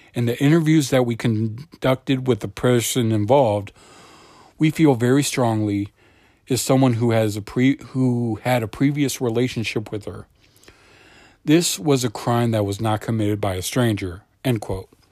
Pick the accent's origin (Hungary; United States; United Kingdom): United States; Akron, Ohio; my hometown of Akron, Ohio